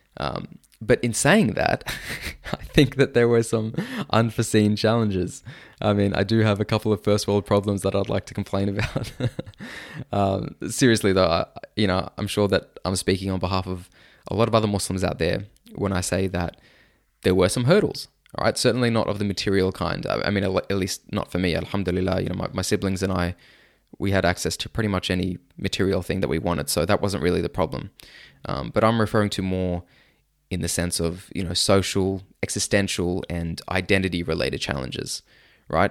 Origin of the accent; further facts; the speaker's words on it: Sydney, New South Wales, Australia; I grew up in Sydney, Australia